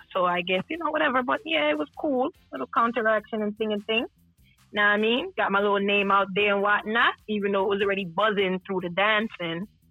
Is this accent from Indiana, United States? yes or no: no; New York City, New York, United States; I'm from Brooklyn